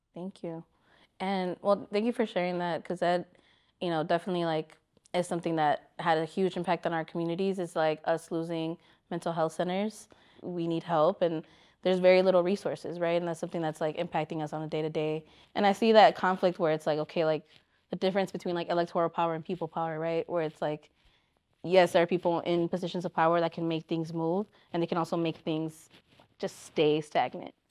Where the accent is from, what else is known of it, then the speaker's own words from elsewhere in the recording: Chicago, Illinois, United States; as a Chicagoan